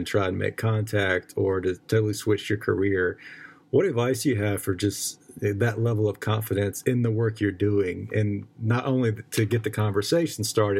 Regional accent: North Carolina, United States; I'm from North Carolina. I went to Wilmington as well.

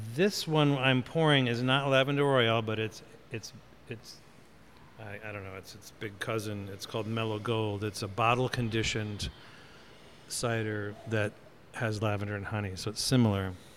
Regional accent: Michigan, United States; moved away; my mother's in town from Michigan, my home state

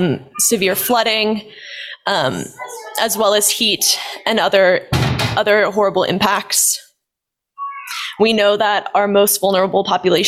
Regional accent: Lawrence, Kansas, United States; moved away as an adult; now in New Orleans, United States; I grew up in Lawrence, Kansas. I've spent the last 5 years in New Orleans, Louisiana

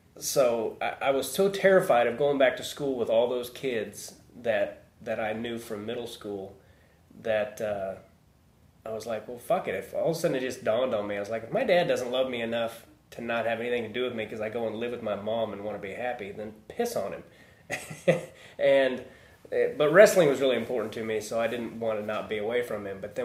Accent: Overland Park, Lenexa, Shawnee, Kansas, United States; now in Los Angeles, United States; I grew up in Overland Park or Lenexa, Shawnee.

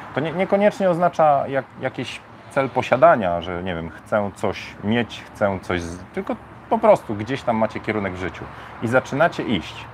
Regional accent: Bydgoszcz, Kuyavian-Pomeranian Voivodeship, Poland; now in Warsaw, Poland; ja jestem z Bydgoszczy, nie? E, w Bydgoszczy było osiedle Fordon. Ja na osiedlu Bajka mieszkałem w Fordonie.

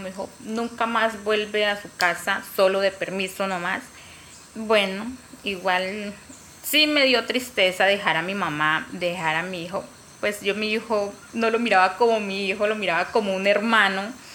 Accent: Caquetá, Colombia; Nací en Pajuel, Caquetá, una vereda cerca.

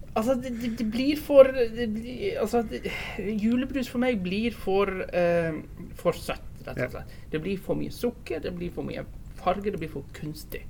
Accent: Bergen, Vestland, Norway; jeg kommer fra Bergen

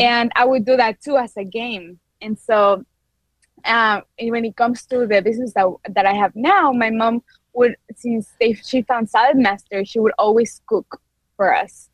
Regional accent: Quito, Pichincha, Ecuador; English is a second language; moved away as an adult; now in Peoria, United States; I'm from Quito, Ecuador. So you might notice a little accent

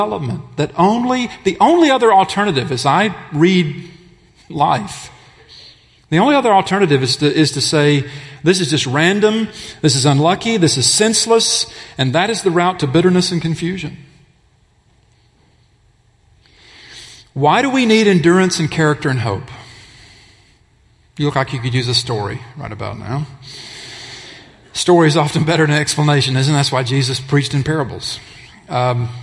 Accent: Alabama, United States; in Alabama, my home state

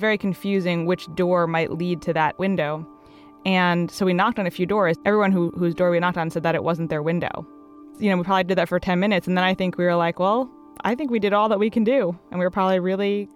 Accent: Hastings-on-Hudson, New York, United States; moved away; originally I'm from Hastings-on-Hudson, New York

